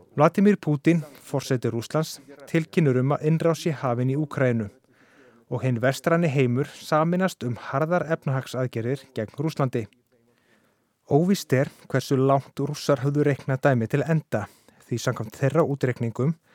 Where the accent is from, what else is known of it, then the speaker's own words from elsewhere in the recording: Iceland; við Íslendingar